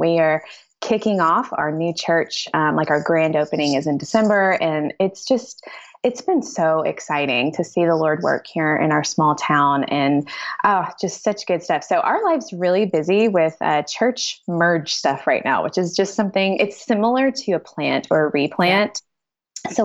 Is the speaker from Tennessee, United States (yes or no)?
yes; West Tennessee, United States; moved away as an adult; also born or lived in Southeast Missouri; now in Missouri, United States; I've been in Missouri just 14 years, which actually is kind of a long time. But I'm originally from West Tennessee. And still kind of, it's not that different from Southeast Missouri where I live.